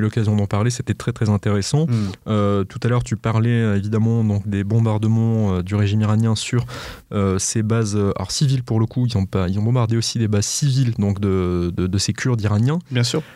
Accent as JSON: {"language": "French", "country": "France", "said": "chez nous en France"}